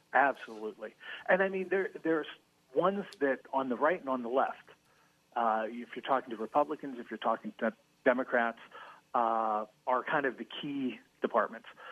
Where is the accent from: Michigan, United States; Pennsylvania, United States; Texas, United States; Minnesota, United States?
Pennsylvania, United States; White Oak; also born or lived in California; I'm a Pittsburgh native. Grew up in the city of uh, White Oak, which is just outside of McKeesport